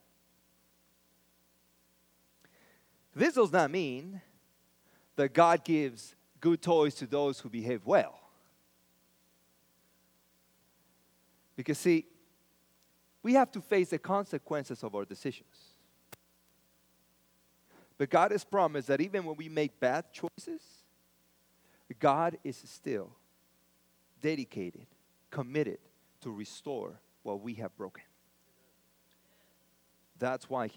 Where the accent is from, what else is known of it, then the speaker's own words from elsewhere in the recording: Mexico; now in United States; I was born in Mexico.